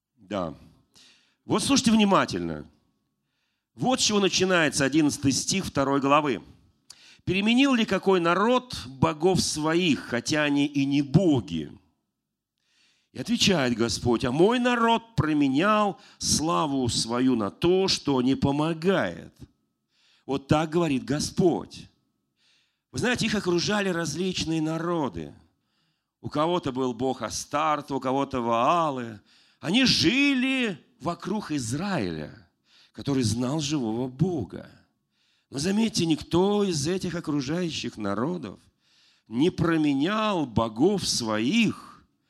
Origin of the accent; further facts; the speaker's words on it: Moscow, Russia; я сам родился в Москве